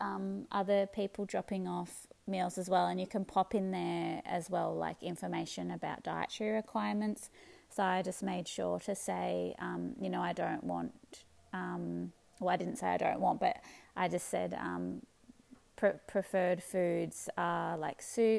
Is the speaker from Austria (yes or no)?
no; Melbourne, Victoria, Australia; moved away as an adult; now in northern New South Wales, Australia; originally I'm from Melbourne.